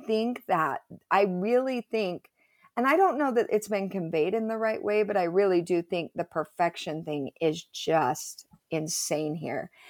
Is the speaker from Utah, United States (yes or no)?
yes; Provo, Utah, United States; I grew up in Provo, went to Timview High School, total Provo girl